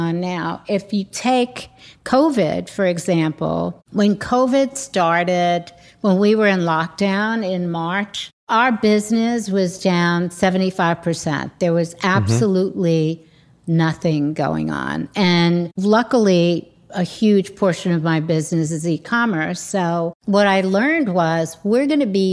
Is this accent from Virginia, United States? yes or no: no; New York City, New York, United States; also born or lived in London; growing up in New York at the time